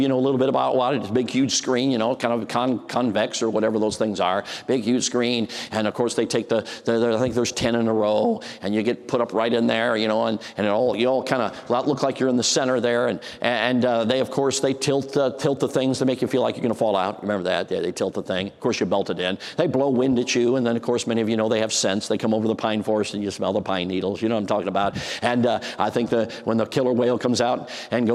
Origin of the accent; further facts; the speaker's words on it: Chicago, Illinois, United States; I grew up in Chicago